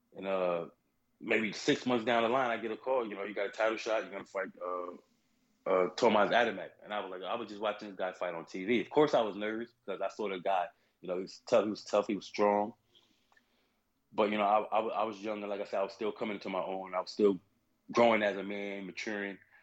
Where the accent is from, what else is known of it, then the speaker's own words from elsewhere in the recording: South Carolina, United States; moved away; also born or lived in New Haven, Connecticut; originally from South Carolina